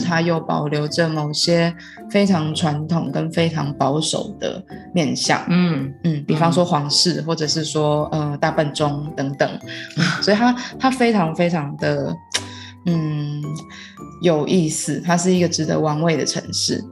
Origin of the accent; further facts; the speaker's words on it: Taiwan; moved away as an adult; also born or lived in London; 然后也让他们知道我们的文化，对，就是像是呃台湾人啊